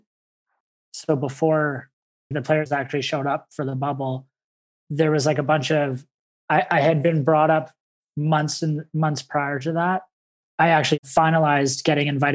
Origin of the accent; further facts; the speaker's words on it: Vancouver, British Columbia, Canada; I grew up in Vancouver, British Columbia.